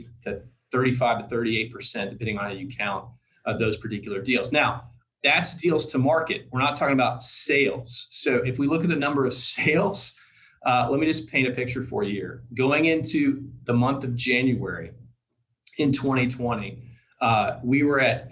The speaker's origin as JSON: {"language": "English", "region": "Tennessee", "country": "United States", "said": "I'm from Tennessee"}